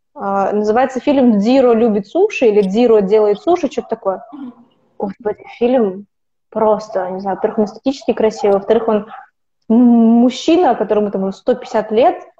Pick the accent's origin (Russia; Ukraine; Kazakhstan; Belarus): Kazakhstan; moved away as an adult; also born or lived in United Kingdom; now in Italy; Я из Казахстана